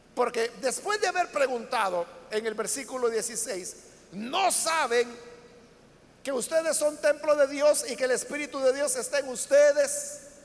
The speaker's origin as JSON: {"language": "Spanish", "country": "El Salvador", "said": "nuestro país, para El Salvador"}